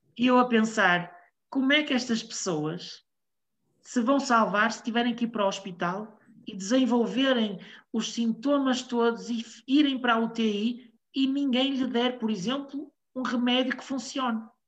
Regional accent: Portugal; Eu sou português, estou em Portugal

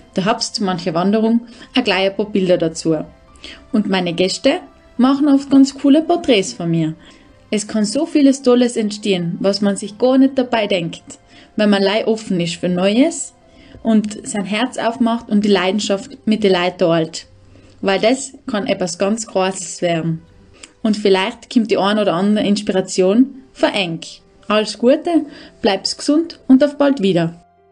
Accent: Brixen, Trentino-Alto Adige, Italy; accent: South Tyrolean dialect; moved away as an adult; also born or lived in Kartitsch, Austria; mein daheim ist Brixen. Das ist eine kleine Stadt im Eisacktal

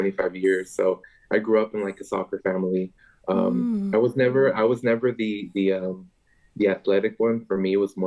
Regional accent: Long Beach, California, United States; I was born and raised here

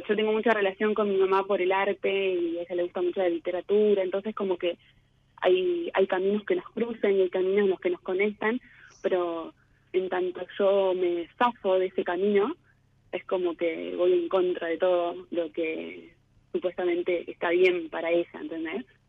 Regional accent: Laboulaye, Córdoba, Argentina; moved away as an adult; now in Córdoba, Argentina; De Córdoba.

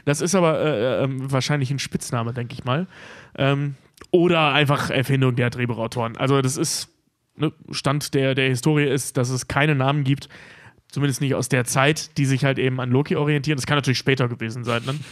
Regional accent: North Rhine-Westphalia, Germany; in den unteren Niederrhein-Regionen, also sprich meiner Heimat

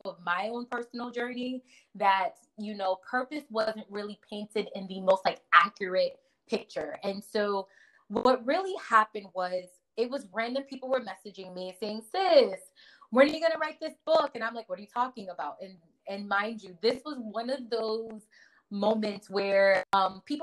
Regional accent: Connecticut, United States; also born or lived in Nigeria; now in New Jersey, United States; I was born in Nigeria, raised in Connecticut, but I currently live in New Jersey

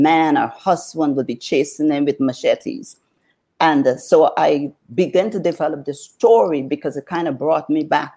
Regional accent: New Amsterdam, East Berbice-Corentyne, Guyana; now in United States; I grew up in Guyana, South America

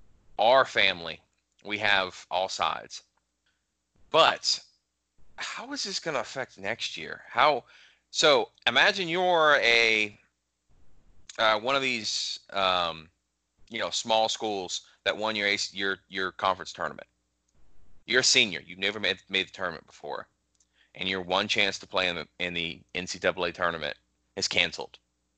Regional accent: Tobacco Road, North Carolina, United States; us growing up on Tobacco Road

